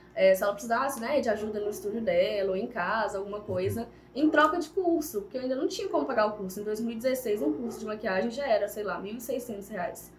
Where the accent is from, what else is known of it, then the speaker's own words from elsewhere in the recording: Viçosa, Minas Gerais, Brazil; sou daqui de Viçosa mesmo